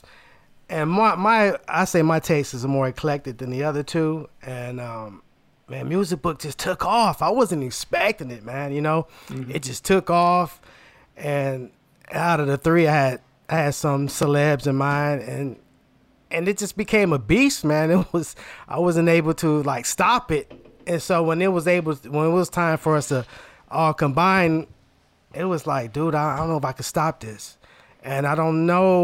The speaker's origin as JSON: {"language": "English", "town": "Inkster", "region": "Michigan", "country": "United States", "said": "I came from Inkster, just all black"}